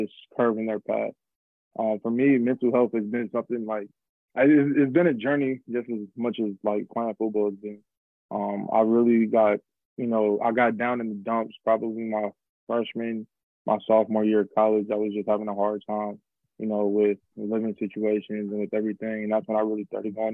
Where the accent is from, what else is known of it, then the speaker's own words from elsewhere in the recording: Philadelphia, Pennsylvania, United States; I was born and raised in Philadelphia. I spent 8 years in Philadelphia